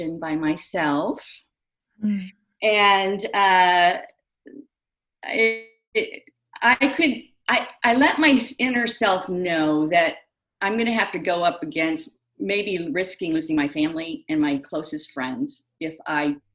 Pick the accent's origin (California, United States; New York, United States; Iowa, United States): Iowa, United States; Carter Lake; now in San Francisco Bay Area, United States; I was from Carter Lake, Iowa, fish out of water, trying to fit